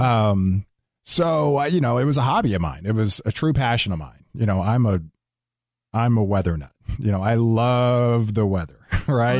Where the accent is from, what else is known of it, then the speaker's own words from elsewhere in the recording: Houston, Texas, United States; I grew up in Houston.